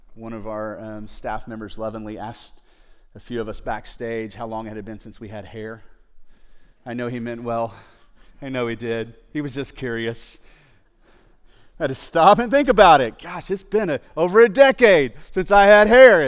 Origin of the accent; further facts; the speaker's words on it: United States; There are certain mindsets that we have here growing up in the United States or in a Western culture